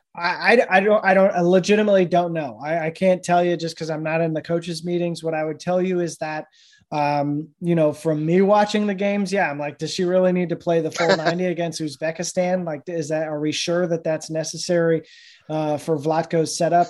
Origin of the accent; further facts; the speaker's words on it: Rhode Island, United States; moved away; I grew up in Rhode Island